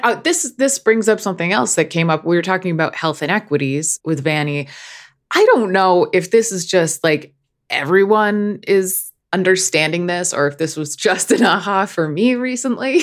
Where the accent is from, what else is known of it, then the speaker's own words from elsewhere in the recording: Northeast, United States; I come from the Northeast, which is like the home of intellectual snobbery